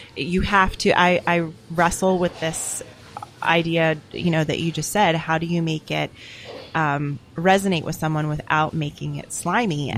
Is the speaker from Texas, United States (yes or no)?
no; Philadelphia, Pennsylvania, United States; I'm from Philadelphia